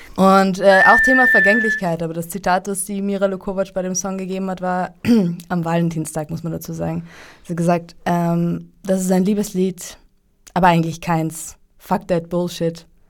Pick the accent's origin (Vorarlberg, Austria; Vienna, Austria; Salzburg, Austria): Vienna, Austria; ich bin so eine echte Wienerin, weil eigentlich meine Familie aus dem slawischen Bereich kommt.